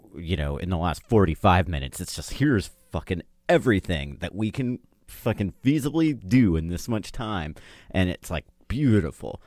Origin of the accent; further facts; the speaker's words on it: United States; I'm American